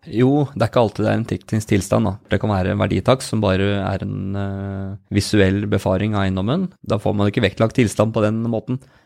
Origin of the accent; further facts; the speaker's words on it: Spydeberg, Østfold, Norway; vi er jo spyberginger begge